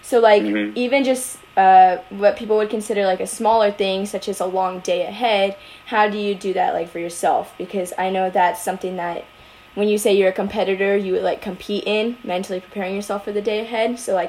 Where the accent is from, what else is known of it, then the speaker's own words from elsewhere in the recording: San Diego, California, United States; because I grew up in San Diego